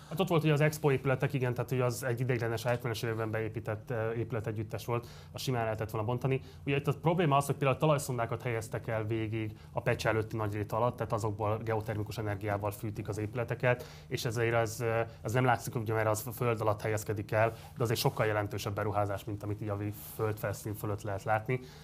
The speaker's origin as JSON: {"language": "Hungarian", "region": "Budapest", "country": "Hungary", "tie": "born or raised there", "said": "én a hetedik kerületben nőttem föl, én a városigetben nőttem föl"}